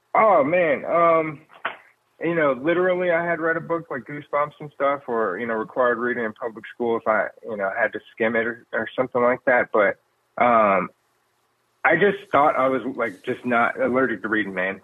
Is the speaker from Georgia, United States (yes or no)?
yes; Decatur, Georgia, United States; I grew up in Decatur, Georgia.